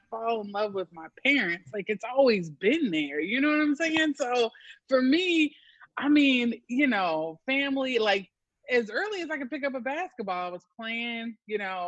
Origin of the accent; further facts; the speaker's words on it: Austin, Texas, United States; as a young Black kid growing up in Austin, Texas